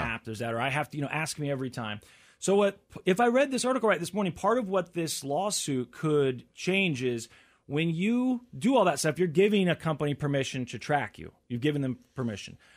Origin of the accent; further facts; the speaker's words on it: United States; as an American